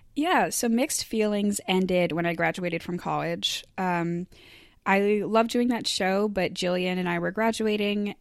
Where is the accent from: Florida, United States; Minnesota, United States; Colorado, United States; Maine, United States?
Maine, United States; Eastport; moved away; my hometown of Eastport, Maine. And it was really important to me to do because I grew up around Stage East